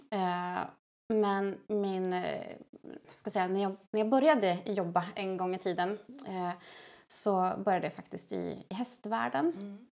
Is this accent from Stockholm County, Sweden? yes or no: no; Dalarna County, Sweden; now in Hammarö, Sweden; jag kommer från Dalarna.